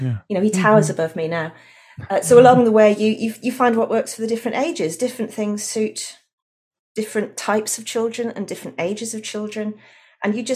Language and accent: English; Wales, United Kingdom; also born or lived in London; now in Australia; I'm actually from Wales originally.